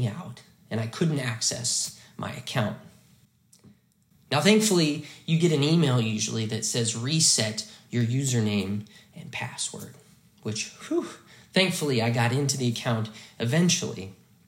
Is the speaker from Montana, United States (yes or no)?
yes; Hamilton, Montana, United States; the church I grew up in Faith Lutheran Church in Hamilton, Montana